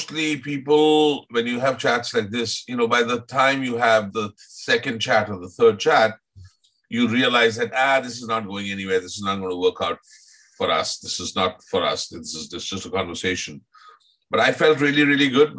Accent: Mumbai, Maharashtra, India; moved away; I grew up in Bombay

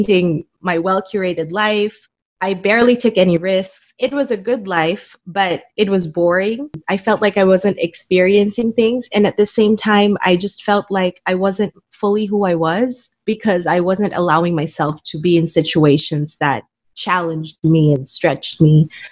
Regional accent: Manila, Metro Manila, Philippines; I was born and raised in Manila, Philippines

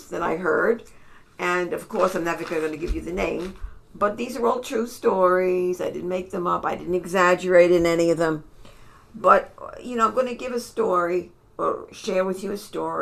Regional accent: New York City, New York, United States; I was from New York City

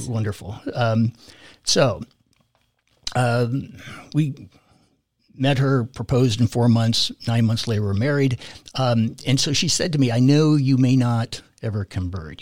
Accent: California, United States; I grew up in California, born and raised there

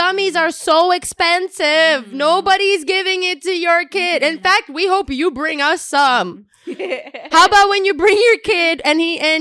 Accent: Ukraine; moved away; also born or lived in Colorado; being in Ukraine, being raised, born and raised in Ukraine

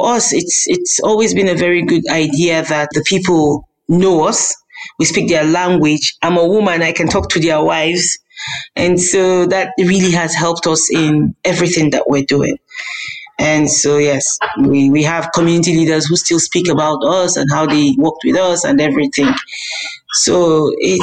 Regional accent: Kaduna, Kaduna State, Nigeria; I was born and brought up in Kaduna

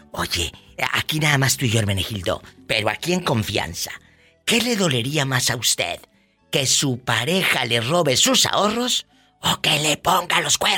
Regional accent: Jalisco, Mexico; De Mero Jalisco.

